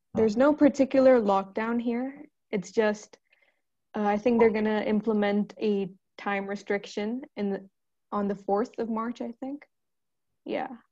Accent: Pakistan; now in Oman; I'm from Pakistan

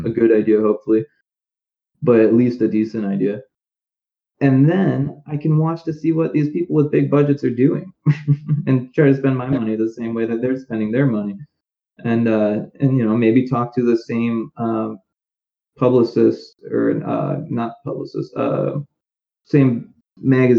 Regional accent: Naperville, Illinois, United States; So it was a small town called Naperville

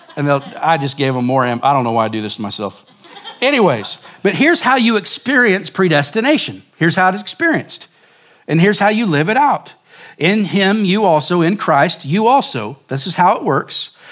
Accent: Oklahoma, United States; moved away as an adult; now in Surprise, Arizona, United States; growing up in Oklahoma

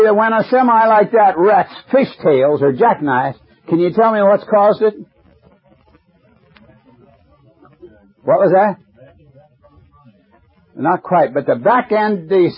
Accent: Indiana, United States; my hometown, Indiana, when I went to high school

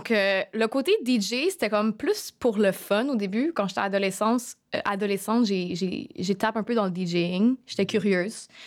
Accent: Montreal, Quebec, Canada; moved away as an adult; also born or lived in Middle East / Asia; Born and raised in Montreal. Euh, sauf que dans la dernière décennie, je te dirais, environ les derniers dix ans, j'habitais pas vraiment ici. J'ai fait comme une tournée pas mal entre le Moyen-Orient puis l'Asie.

